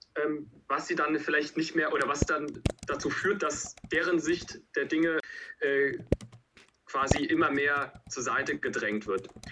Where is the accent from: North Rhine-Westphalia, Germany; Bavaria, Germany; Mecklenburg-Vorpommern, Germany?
North Rhine-Westphalia, Germany; bei uns in NRW